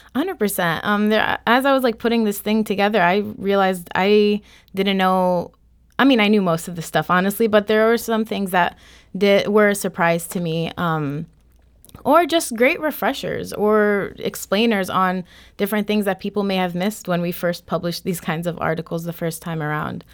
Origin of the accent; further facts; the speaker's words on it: Florissant, Missouri, United States; growing up in North County in Florissant